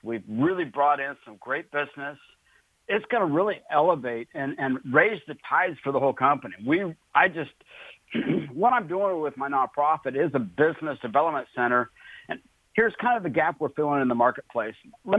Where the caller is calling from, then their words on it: Pensacola, Florida, United States; I'm actually calling in from Pensacola, Florida.